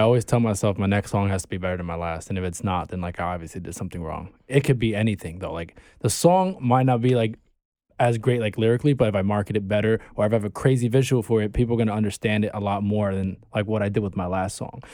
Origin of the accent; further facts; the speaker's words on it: New York City, New York, United States; also born or lived in Bay Ridge, Brooklyn; I'm from Bay Ridge and, like, part of Sunset Park, I was raised in Sunset